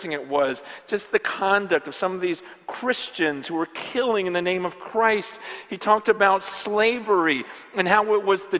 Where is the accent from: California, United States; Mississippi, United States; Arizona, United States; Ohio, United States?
California, United States; my generation and growing up in California in the church for the last 20, 30 years